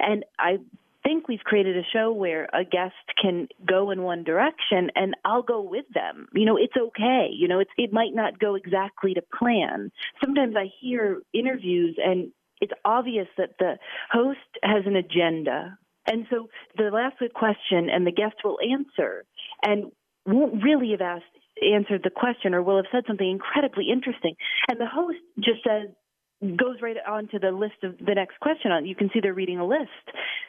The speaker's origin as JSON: {"language": "English", "town": "Chicago", "region": "Illinois", "country": "United States", "tie": "born or raised there", "said": "My father was in radio. I grew up in Chicago around some pretty radio, you know, greats."}